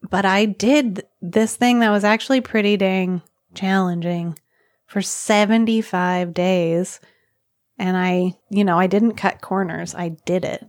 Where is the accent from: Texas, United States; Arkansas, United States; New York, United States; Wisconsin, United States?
Arkansas, United States; moved away as an adult; now in Nepal; I'm from Arkansas.